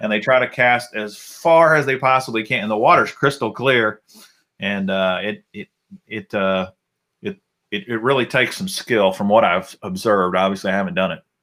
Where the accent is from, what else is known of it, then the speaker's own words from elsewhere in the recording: Alabama, United States; I was born in Alabama. Uh, my dad was an electrician